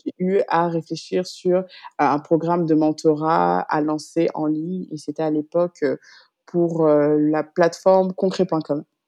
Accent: Paris, Île-de-France, France; moved away as an adult; now in Dakar, Senegal; je suis née j'ai grandi en France, à Paris pour être précise

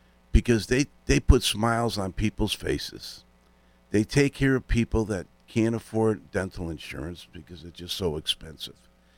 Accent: West Hartford, Connecticut, United States; Growing up in Elmwood in West Hartford, I had three brothers, a sister, and my mom and father adopted two kids.

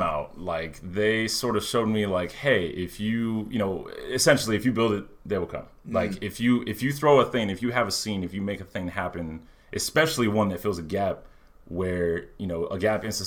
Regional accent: Miami, Florida, United States; I'm 33, so I don't remember the 70s arcades, you know, but I grew up in Miami

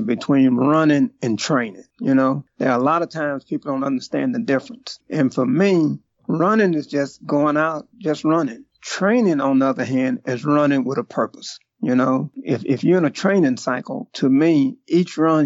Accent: Houston, Texas, United States; originally I'm from Houston, Texas

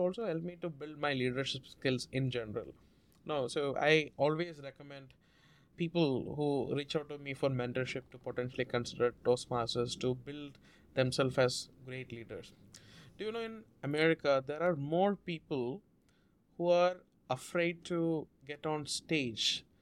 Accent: South India, India; first language Malayalam; English is a second language; moved away as an adult; now in United States; I grew up in India

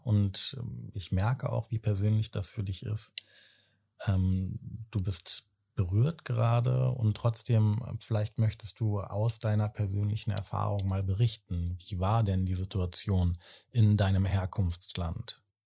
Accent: Berlin, Germany; 35, komme aus Berlin.

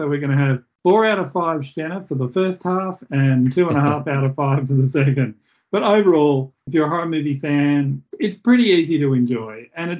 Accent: Australia; I'm an Australian. I only speak Australian, so with a little bit of Spanish.

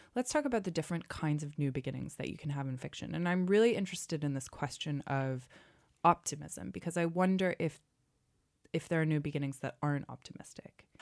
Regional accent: Wenham, Massachusetts, United States; my hometown of Wenham, Massachusetts

